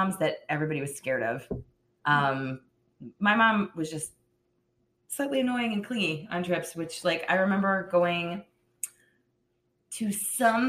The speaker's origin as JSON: {"language": "English", "region": "Virginia", "country": "United States", "said": "we came up from Virginia"}